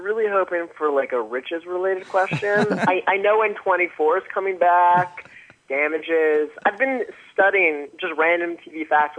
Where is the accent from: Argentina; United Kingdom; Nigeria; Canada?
Canada; just because we're from Canada, we all know each other